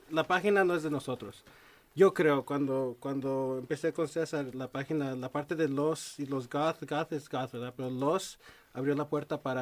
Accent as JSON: {"language": "Spanish", "town": "Los Angeles", "region": "California", "country": "United States", "said": "Yo soy de downtown."}